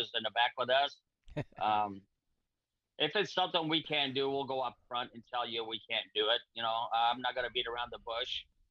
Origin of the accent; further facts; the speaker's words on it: Portugal; now in United States; I was brought up with nothing. I'm not from even the United States. I'm from Portugal